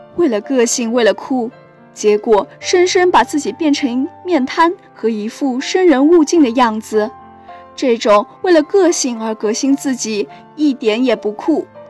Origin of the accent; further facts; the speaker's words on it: Chengdu, Sichuan, China; moved away as an adult; now in Nanjing, China; 来自四川成都